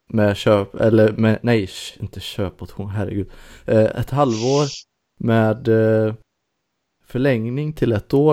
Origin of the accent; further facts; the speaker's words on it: Karlskrona, Blekinge, Sweden; jag kommer ihåg, eh, jag är uppvuxen i Karlskrona.